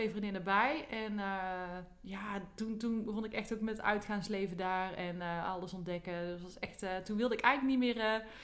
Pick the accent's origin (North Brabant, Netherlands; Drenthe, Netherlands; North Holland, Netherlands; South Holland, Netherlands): North Brabant, Netherlands; Tilburg; also born or lived in Apeldoorn / Doorn; Ik ben geboren in Apeldoorn. Ik ben opgegroeid in Tilburg. En ik heb eigenlijk altijd in Tilburg gewoond, behalve toen ik studeerde. Toen woonde ik in Doorn.